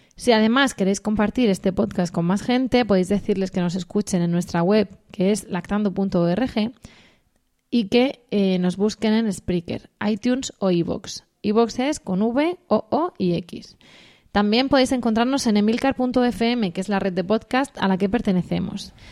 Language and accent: Spanish; Region of Murcia, Spain; Así de estupendos somos los murcianos, así de acogedores, de hospitalarios